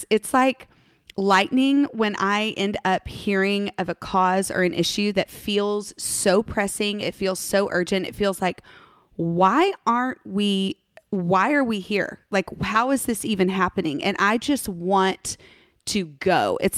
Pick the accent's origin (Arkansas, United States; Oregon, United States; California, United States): Oregon, United States; now in Texas, United States; Oregonian, born and wow. raised.